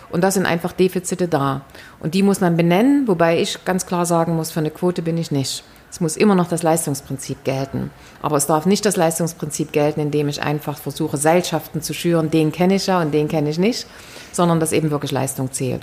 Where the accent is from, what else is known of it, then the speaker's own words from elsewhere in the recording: East Germany, Germany; die wir als Ostdeutsche